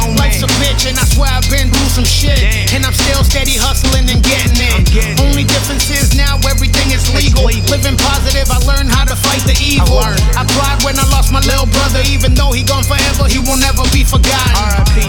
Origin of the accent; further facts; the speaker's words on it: Vancouver, British Columbia, Canada; Vancouver, BC is a part of me. I'm from Van City, grew up in Vancouver.